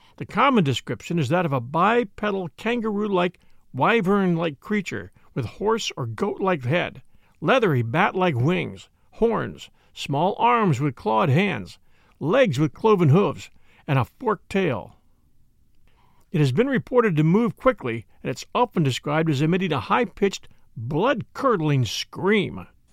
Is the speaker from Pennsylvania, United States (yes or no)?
yes; outside of Philadelphia, Pennsylvania, United States; as a boy growing up outside of Philadelphia